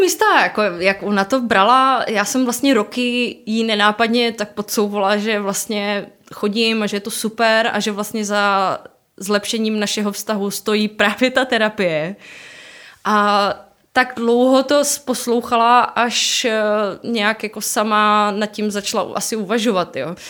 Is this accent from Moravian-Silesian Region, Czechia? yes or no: yes; Ostrava, Moravian-Silesian Region, Czechia; jsem z Ostravy